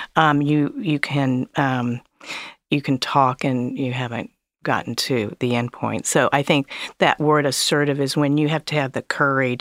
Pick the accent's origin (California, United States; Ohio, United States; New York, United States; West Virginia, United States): Ohio, United States; Columbus; I grew up in Columbus, Ohio